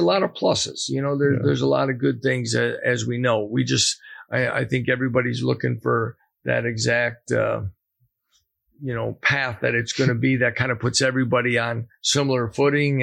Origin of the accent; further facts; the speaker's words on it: Wisconsin, United States; moved away as an adult; also born or lived in Nebraska / Buffalo; now in Lawrence, Kansas, United States; growing up in Wisconsin